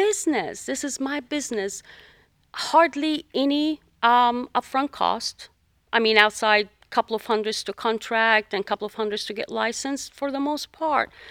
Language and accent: English; Jordan; moved away as an adult; now in United States; I'm originally from the Middle East, from Jordan